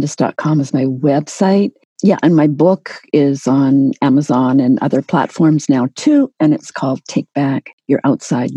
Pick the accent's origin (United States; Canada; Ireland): Canada; I'm Canadian